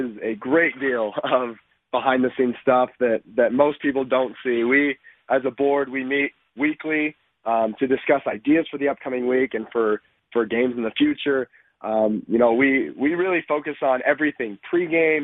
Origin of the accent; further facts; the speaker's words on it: Houston, Texas, United States; moved away as an adult; now in Provo, United States; I'm from Houston, Texas